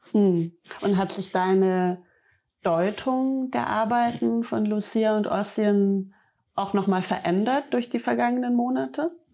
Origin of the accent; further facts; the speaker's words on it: Bavaria, Germany; da kann ich als Bayerin nur ein bisschen schmunzeln